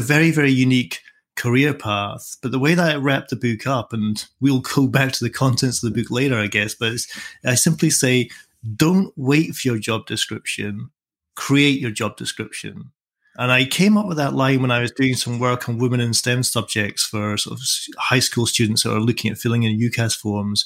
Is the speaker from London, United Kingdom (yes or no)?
no; Edinburgh, Scotland, United Kingdom; also born or lived in Dunbar, Scottish Borders; I grew up in Edinburgh